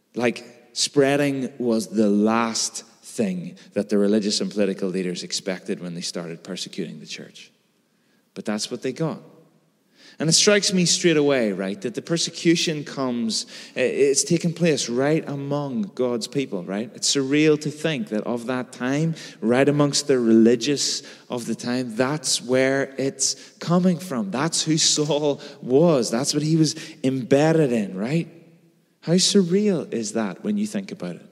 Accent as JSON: {"language": "English", "town": "Belfast", "region": "Northern Ireland", "country": "United Kingdom", "tie": "born or raised there", "said": "I've grown up in and around Belfast my whole life."}